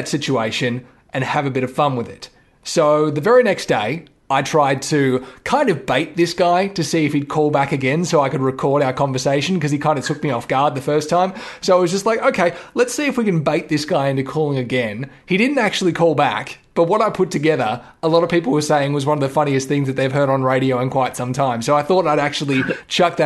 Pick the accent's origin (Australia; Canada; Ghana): Australia; Victoria; we're from Victoria, so we say Grant